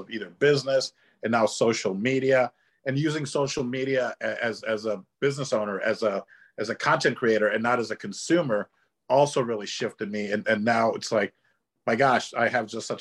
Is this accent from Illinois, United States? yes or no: yes; Chicago, Illinois, United States; I grew up in Chicago, where we don't have an accent